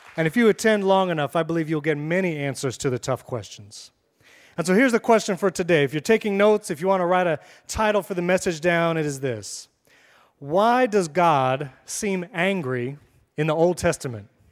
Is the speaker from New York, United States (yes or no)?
yes; New York, United States; moved away as an adult; now in Florida, United States; I'm from New York